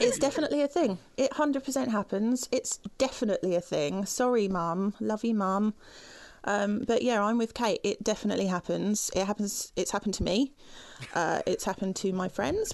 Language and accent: English; United Kingdom; as a British woman